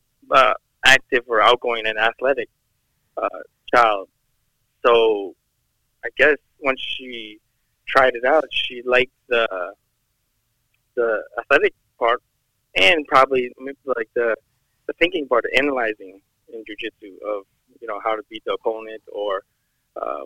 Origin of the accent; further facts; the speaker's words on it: New York, United States; I'm born and raised in New York.